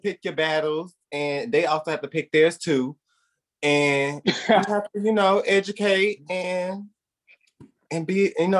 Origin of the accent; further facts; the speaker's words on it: Charlotte, North Carolina, United States; moved away as an adult; when I came from Charlotte, North Carolina, a city, busy, you know, very dominant in, you know, people in their beliefs.